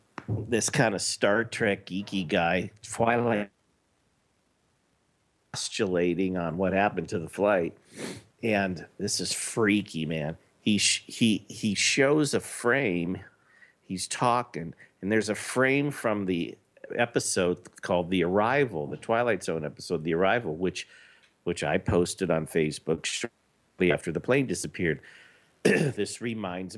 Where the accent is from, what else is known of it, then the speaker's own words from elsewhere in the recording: Los Angeles, California, United States; I was born in Los Angeles. I lived there my entire life